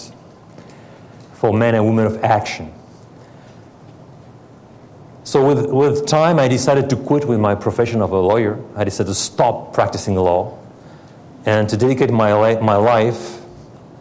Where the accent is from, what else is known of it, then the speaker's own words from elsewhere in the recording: France; English is a second language; moved away as an adult; also born or lived in Paris, France / Helsinki, Finland; I was born in France from, my grandparents, two of my grandparents are Russian.